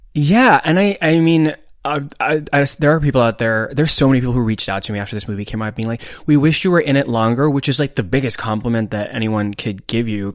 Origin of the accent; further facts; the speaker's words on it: India; moved away; I grew up in India